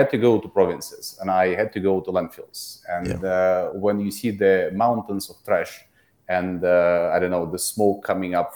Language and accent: English; Russia; moved away as an adult; now in Singapore; I'm originally from Russia. I live in Singapore for the last 7 years